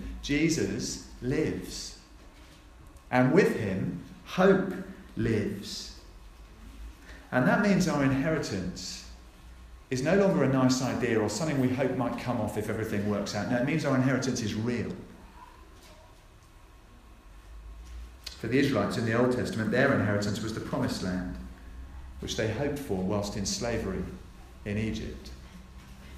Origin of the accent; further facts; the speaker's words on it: Norfolk, East of England, United Kingdom; I was born in Norfolk.